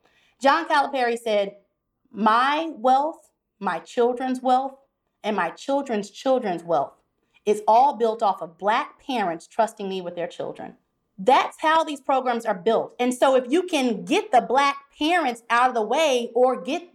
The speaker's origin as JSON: {"language": "English", "region": "Kentucky", "country": "United States", "said": "being a Southerner as I am, you know, being from Kentucky, not that Kentucky has a storied football program, but I am part of the SEC in terms of my Southern identity."}